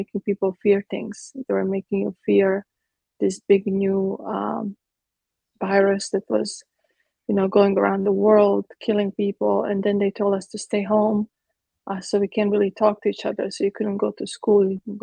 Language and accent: English; Croatia; now in Texas, United States; I was born in Croatia. In Yugoslavia at the time